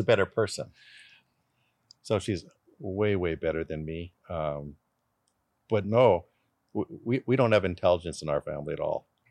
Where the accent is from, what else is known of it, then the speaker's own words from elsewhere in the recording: Canada; born in Canada